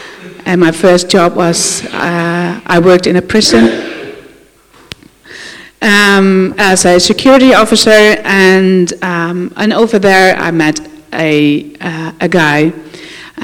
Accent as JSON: {"language": "English", "country": "Netherlands", "said": "I'm from the Netherlands, and I grew up in a Christian family"}